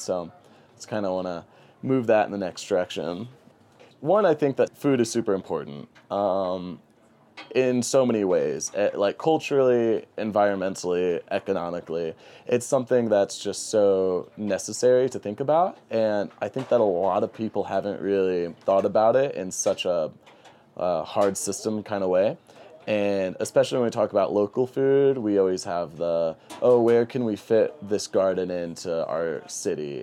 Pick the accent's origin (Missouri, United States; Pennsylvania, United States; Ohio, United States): Missouri, United States; St. Louis; moved away as an adult; now in New Mexico, United States; I love Saint Louis. That's my hometown